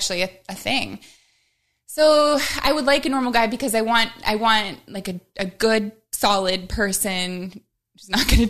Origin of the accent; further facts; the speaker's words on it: Midwest, United States; You know, like I'm from the Midwest.